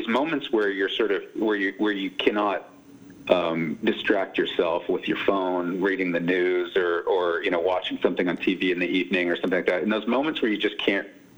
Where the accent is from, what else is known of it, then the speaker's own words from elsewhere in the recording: Silicon Valley, California, United States; moved away as an adult; also born or lived in New York; I grew up in Silicon Valley